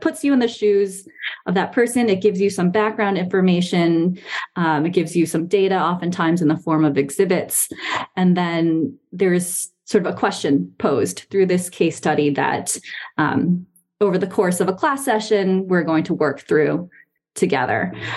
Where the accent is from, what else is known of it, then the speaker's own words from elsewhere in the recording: Taiwan; moved away as an adult; also born or lived in New York, United States / northeastern United States / Boston, Massachusetts / Bay Area, California; now in Charlottesville, United States; I was born in New York, and my family kind of lived and a couple places around the northeast of the US uh, before we moved to Taiwan when I was seven, which is where my parents are originally from. It's where they still live now. Um, and I was there until the end of high school